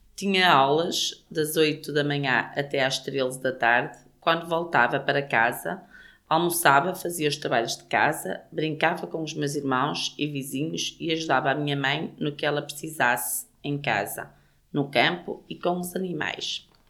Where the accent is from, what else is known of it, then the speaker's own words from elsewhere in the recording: Gondomar, Porto District, Portugal; now in Rumilly, France; nasci em Sobrido Melos, Gondomar, Distrito do Porto.